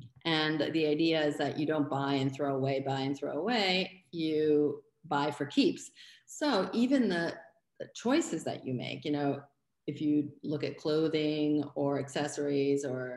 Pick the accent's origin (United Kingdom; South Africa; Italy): Italy; Florence, Tuscany; moved away as an adult; also born or lived in Los Angeles, California; now in New York City, United States; I was from Florence